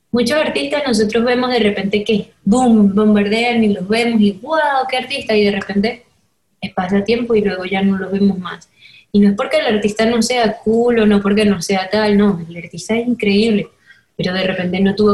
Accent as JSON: {"language": "Spanish", "country": "Venezuela", "said": "que era pop y era rap venezolano y era eso, era lo que me gustaba"}